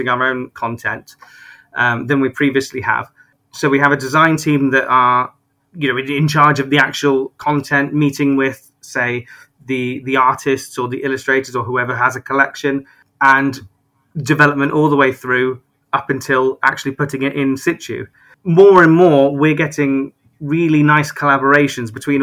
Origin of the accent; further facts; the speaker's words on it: Glastonbury, South West England, United Kingdom; I'm originally from Glastonbury, so I was sort of born and bred there